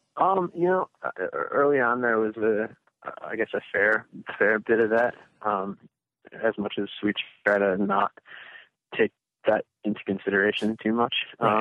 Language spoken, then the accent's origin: English; Grand Rapids, Michigan, United States; I'm born born and raised here.